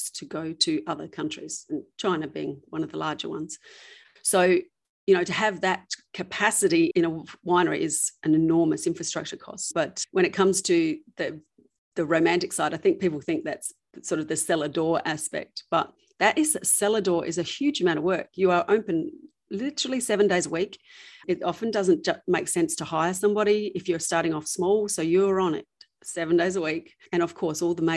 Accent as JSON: {"language": "English", "town": "Bordertown", "region": "South Australia", "country": "Australia", "tie": "born or raised there", "also_born_or_lived": "New York", "said": "we were born and raised in Bordertown, which is literally about an hour from where our vineyard is."}